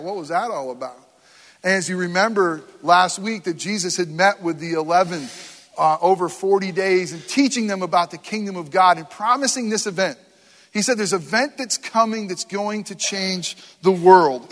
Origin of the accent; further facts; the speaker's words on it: Northeast, United States; now in Florida, United States; I were growing up in the Northeast